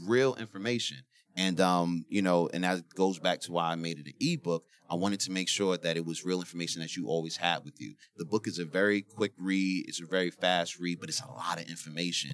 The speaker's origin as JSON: {"language": "English", "town": "New York City", "region": "New York", "country": "United States", "said": "I'm from the Bronx"}